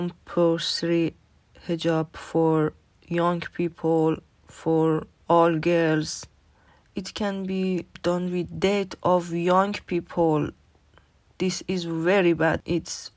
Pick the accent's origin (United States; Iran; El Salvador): Iran; English is a second language; moved away as an adult; now in Newcastle, United Kingdom; I'm from Iran.